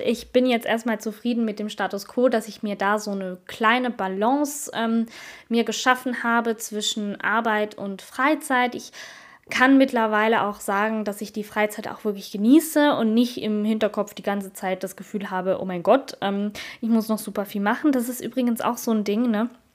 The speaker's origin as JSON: {"language": "German", "country": "Switzerland", "said": "ich bin Schweizerin"}